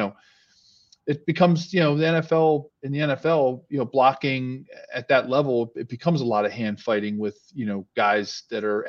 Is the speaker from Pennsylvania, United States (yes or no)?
yes; Philadelphia, Pennsylvania, United States; where I grew up in Philly